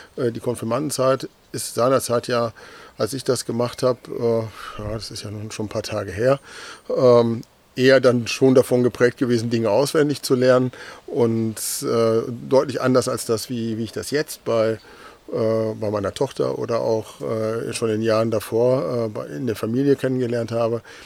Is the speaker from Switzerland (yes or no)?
no; North Rhine-Westphalia, Germany; moved away as an adult; now in Delmenhorst, Germany; bin gebürtiger Westfale